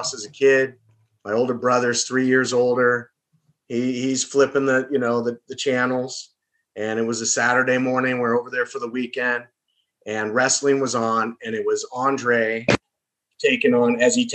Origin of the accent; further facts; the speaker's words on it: Southern California, United States; I'm from Southern California originally.